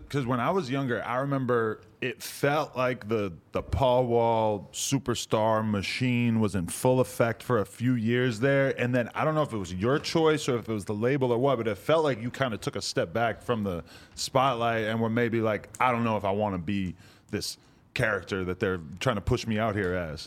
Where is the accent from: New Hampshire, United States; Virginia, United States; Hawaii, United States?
New Hampshire, United States; near Boston; now in Los Angeles, United States; I'm from fucking forty minutes outside Boston